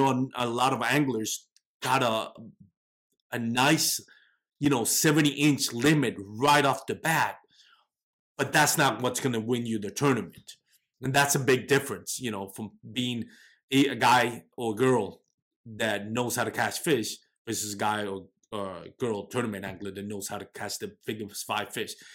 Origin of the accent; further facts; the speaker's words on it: Texas, United States; I'm from Texas